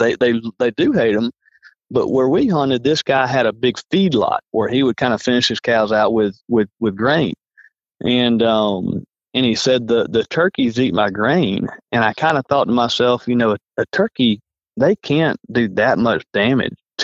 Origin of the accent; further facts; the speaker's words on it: Alabama, United States; I'm from Alabama.